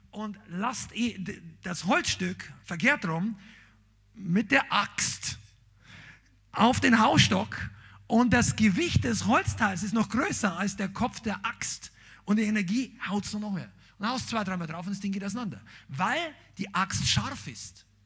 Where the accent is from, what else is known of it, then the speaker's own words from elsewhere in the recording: Bavaria, Germany; ich bin Bayer, ja, er vergibt mir, er liebt mich trotzdem. Aber bei uns haben wir gesagt, ein Hackel.